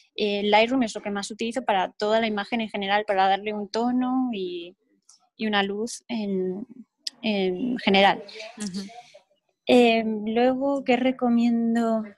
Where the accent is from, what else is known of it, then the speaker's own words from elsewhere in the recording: Altea, Valencian Community, Spain; donde vivo, en Altea, eh, es el color del mar. Y mi pueblo, pues es un sitio que vayas a donde vayas prácticamente, tienes vistas al mar